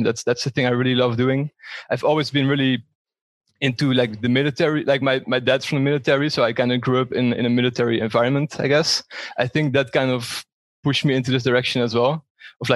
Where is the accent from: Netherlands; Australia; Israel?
Netherlands; moved away as an adult; also born or lived in Breda, Netherlands / Valencia, Spain; now in Frankfurt, Germany; from the Netherlands, currently live in Frankfurt.